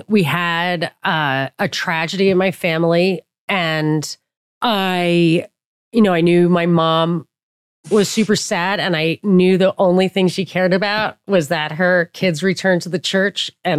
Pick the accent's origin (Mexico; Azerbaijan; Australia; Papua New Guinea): Papua New Guinea; well, I didn't know, well, you know, I grew up in Papua New Guinea.